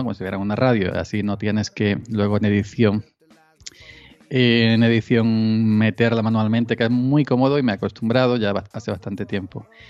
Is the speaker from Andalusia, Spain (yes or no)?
yes; Granada, Andalusia, Spain; also born or lived in Córdoba / Málaga; now in Córdoba province, Spain; Yo soy natural de Granada, eh, de un pueblecito de Granada